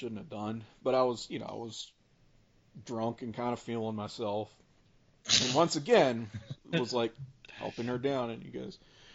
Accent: Richmond, United States; I was from Richmond

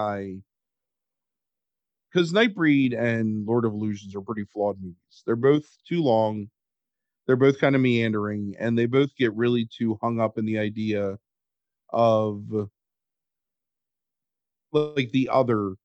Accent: Cecil County, Maryland, United States; when you grew up in Cecil County

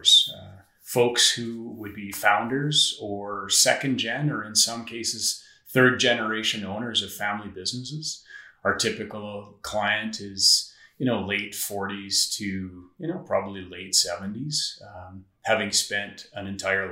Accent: northeastern Saskatchewan, Canada; now in Saskatoon, Canada; I grew up in northeastern Saskatchewan in a small town

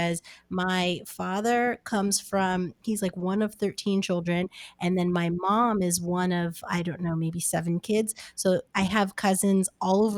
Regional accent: United States; also born or lived in New Jersey; I'm from New York and New Jersey

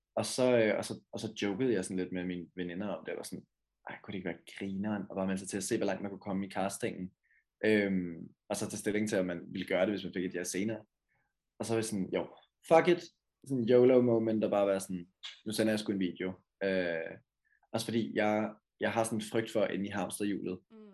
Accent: Karlslunde, Zealand, Denmark; now in Valby, Denmark; Jeg er vokset op i Karlslunde, øh, en by sådan lidt syd for København, øh, men lige nu bor jeg i Valby.

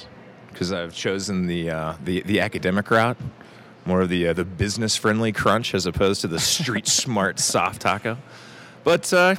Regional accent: Kansas City, Missouri, United States; growing up in Kansas City

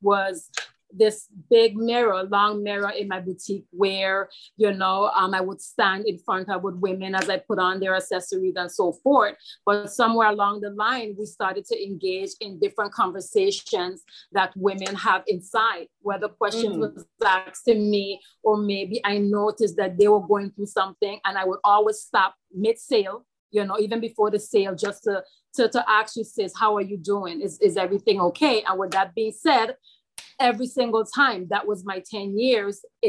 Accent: St. Croix, U.S. Virgin Islands; I'm from St. Croix, United States, Virgin Islands.

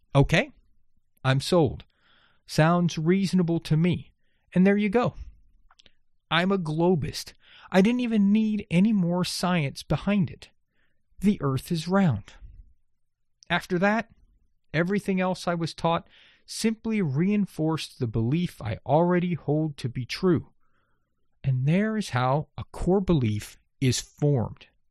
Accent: Texas coast of the Gulf of Mexico, United States; I grew up on the Texas coast of the Gulf of Mexico

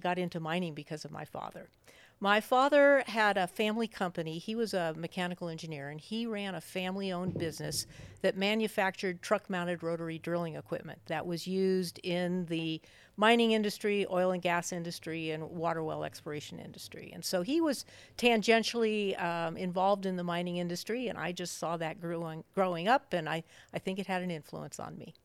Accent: Denver, Colorado, United States; moved away as an adult; also born or lived in Wellesley, Massachusetts / Missoula, Montana; I'm a Westerner. I was born and raised in Denver, Colorado

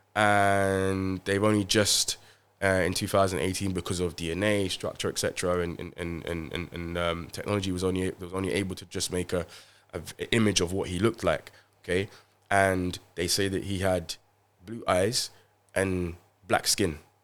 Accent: London, United Kingdom; I grew up in Haringey, Tottenham

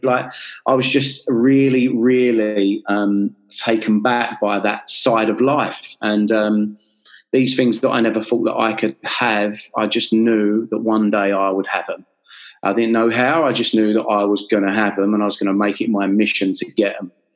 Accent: London, United Kingdom; I'm from North London in Enfield.

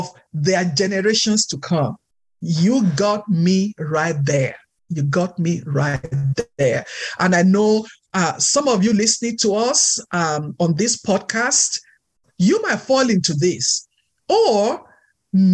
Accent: Nigeria; moved away; I'm Nigerian, so my culture is different

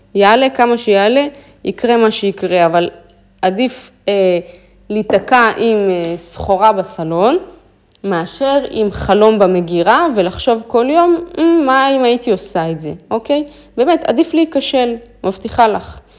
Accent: Israel; אמרתי לו, מישראל

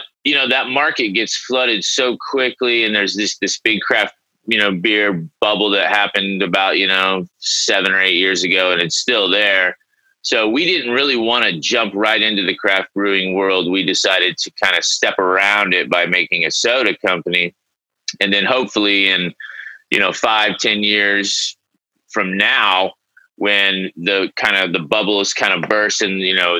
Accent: Dallas, Texas, United States; moved away as an adult; also born or lived in Tulsa, Oklahoma; now in Oklahoma City, United States; I was born in Tulsa, but I mainly grew up in Dallas area.

